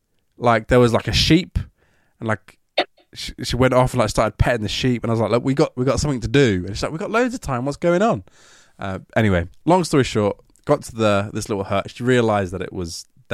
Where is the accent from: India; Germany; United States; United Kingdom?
United Kingdom; Northampton, East Midlands; It was really strange because we grew up both in Northampton.